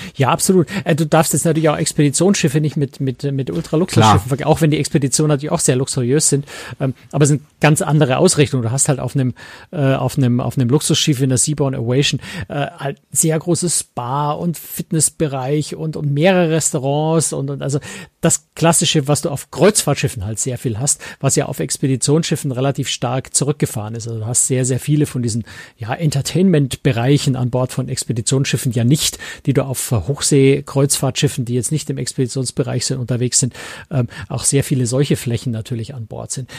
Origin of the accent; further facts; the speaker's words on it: Germany; als Europäer, als Deutscher